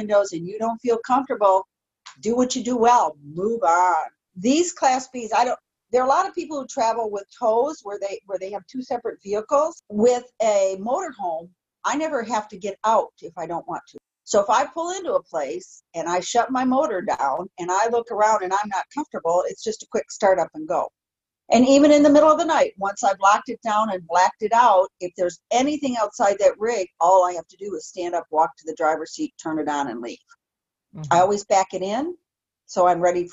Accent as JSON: {"language": "English", "town": "Detroit", "region": "Michigan", "country": "United States", "tie": "born or raised there", "moved": "yes", "said": "I'm from Metro Detroit. Come on. I grew up in parts of Detroit"}